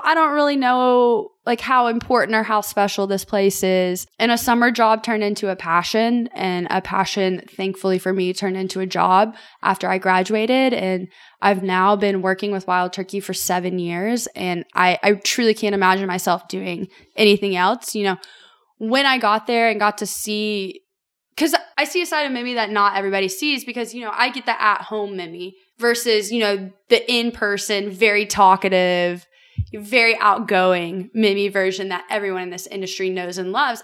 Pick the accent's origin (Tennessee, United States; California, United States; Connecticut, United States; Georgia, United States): Tennessee, United States; Franklin; born and raised in Franklin, Tennessee